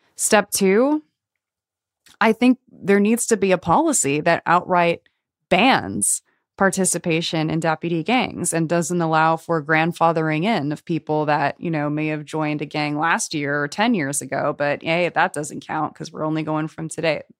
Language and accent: English; Los Angeles, California, United States; I grew up here in Los Angeles